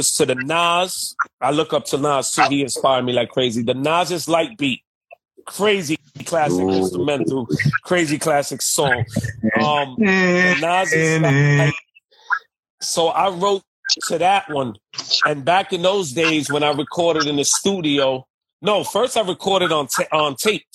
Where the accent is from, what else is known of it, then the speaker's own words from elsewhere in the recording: New York City, New York, United States; I come from Bushwick, Brooklyn.